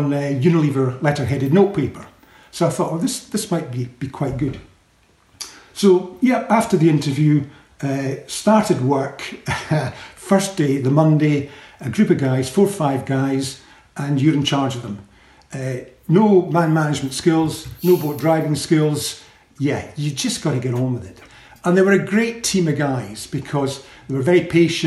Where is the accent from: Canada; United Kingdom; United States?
United Kingdom; Edinburgh, Scotland; moved away as an adult; I came from Edinburgh, so a bit of a townie, really